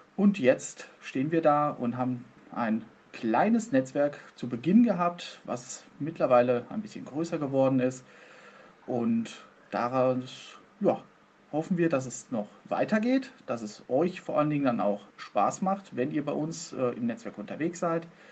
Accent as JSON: {"language": "German", "town": "Soest", "region": "North Rhine-Westphalia", "country": "Germany", "said": "ich komme aus Soest"}